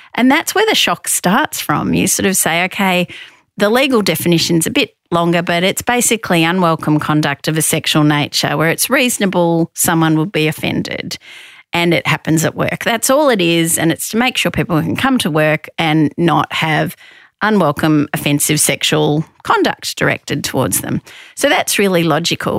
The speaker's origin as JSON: {"language": "English", "region": "Victoria", "country": "Australia", "tie": "born or raised there", "said": "I grew up in Victoria."}